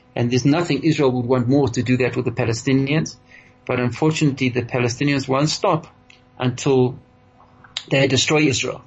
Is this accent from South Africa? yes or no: yes; South Africa; we as South African Jews